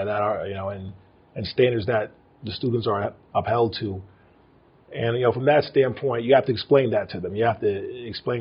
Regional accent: New York City, New York, United States; moved away as an adult; also born or lived in Paramus, New Jersey / Roswell, New Mexico / Kingsville, Texas; now in New Mexico, United States; I'm from New York City. Spent part of my youth in North Jersey, Paramus, New Jersey as well, too

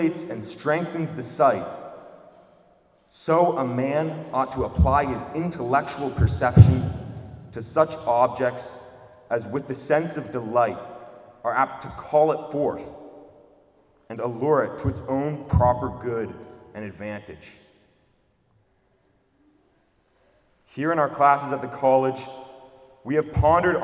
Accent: United States; I'm also American. I only speak one language.

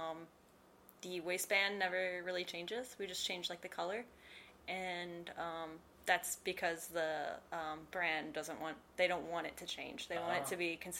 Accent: Ohio, United States; moved away; I'm from Ohio.

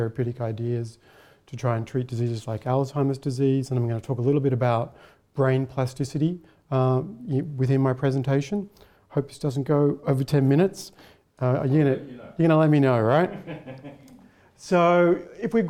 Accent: Melbourne, Victoria, Australia; moved away as an adult; also born or lived in Heidelberg, Germany; now in Canberra, Australia; I'm from Melbourne initially.

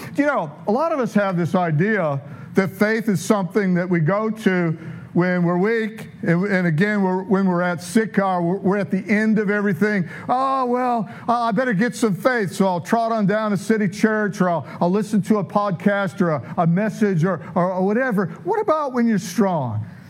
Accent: Detroit, Michigan, United States; I'm from South Detroit

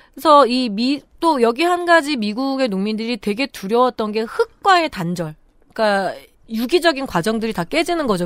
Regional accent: Chungju, North Chungcheong, South Korea; 충주 출신이다 보니까

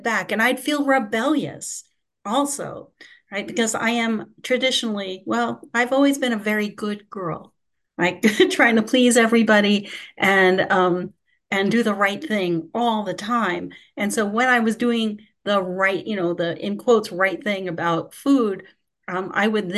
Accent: New York City, New York, United States; I'm from Queens, New York

